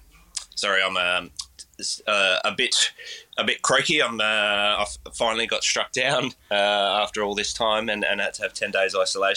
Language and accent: English; Geelong, Victoria, Australia; also born or lived in Lara / Sydney; I've always, aside from some time spent living in Sydney, have always, been more this side of town. I grew up in Lara and Geelong.